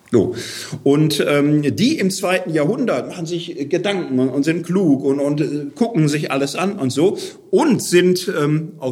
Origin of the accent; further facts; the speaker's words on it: Gelsenkirchen, North Rhine-Westphalia, Germany; Ich komme aus Gelsenkirchen, da ist Straßenfußballer ein Ehrentitel.